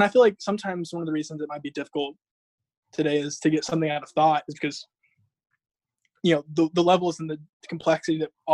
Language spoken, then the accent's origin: English; Georgia, United States; I'm in Georgia, in my hometown